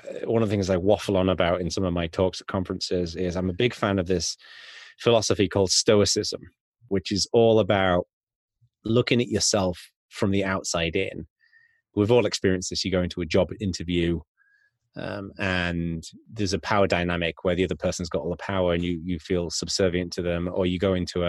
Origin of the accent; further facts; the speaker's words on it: Yorkshire and the Humber, United Kingdom; I was growing up in North Yorkshire in the UK